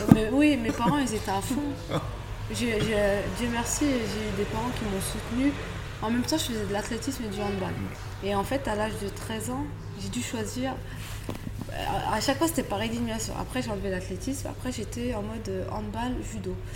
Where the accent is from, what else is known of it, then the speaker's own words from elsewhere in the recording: France; je suis française. Je, suis née en France, je m'entraîne en France.